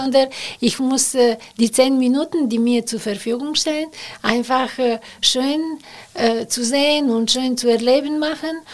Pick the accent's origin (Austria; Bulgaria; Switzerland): Bulgaria; German is a second language; moved away as an adult; now in Cologne, Germany; dass ich aus Bulgarien komme